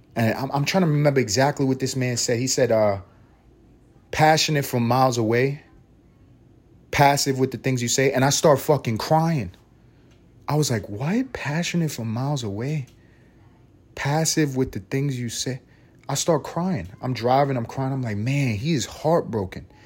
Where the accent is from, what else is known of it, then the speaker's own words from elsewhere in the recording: New York City, New York, United States; moved away as an adult; also born or lived in Los Angeles; I'm a New Yorker.